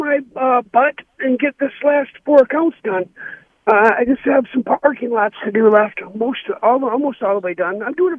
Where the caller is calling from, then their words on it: Muskegon, Michigan, United States; from Muskegon.